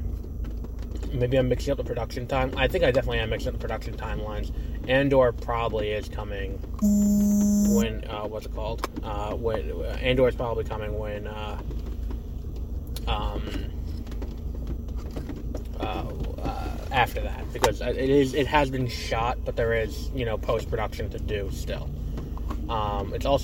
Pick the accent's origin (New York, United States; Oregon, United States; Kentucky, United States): New York, United States; I'm also from New York